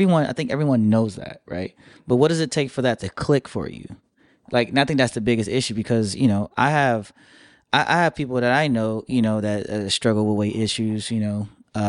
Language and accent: English; Michigan, United States; now in Miami, United States; Like, I came from Michigan all the way down to Miami with a hope and a dream, with $300 in my pocket, and now I do pretty good.